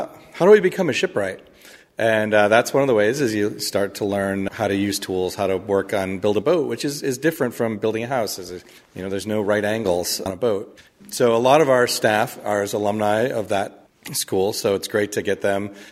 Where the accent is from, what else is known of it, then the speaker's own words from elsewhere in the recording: Michigan, United States; now in Mystic, United States; My own background is I grew up in Michigan, and as my parents tell me, we were on the Detroit River